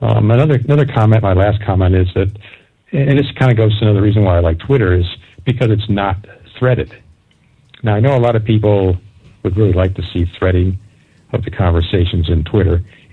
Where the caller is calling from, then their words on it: Hartford, Connecticut, United States; I'm calling from the Hartford, Connecticut area